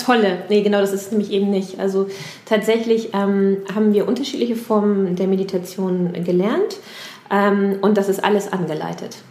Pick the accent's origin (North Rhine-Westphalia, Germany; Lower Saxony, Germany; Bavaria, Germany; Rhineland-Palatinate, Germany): Lower Saxony, Germany; near Lünzen, near the Lüneburg Heath; moved away; aus meiner Heimat